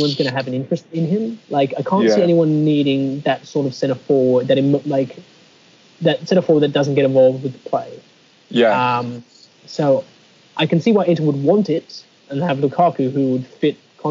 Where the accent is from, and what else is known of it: Australia; born or raised there